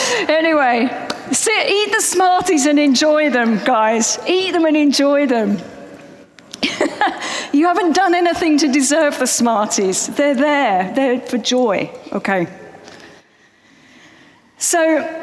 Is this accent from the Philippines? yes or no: no; London, United Kingdom; accent: Cockney; Now, I grew up in East London. I have sort of tried to shrug off any hints of my Cockney accent, but it does come out sometimes when I'm a bit tired. But anyway, I grew up in East London.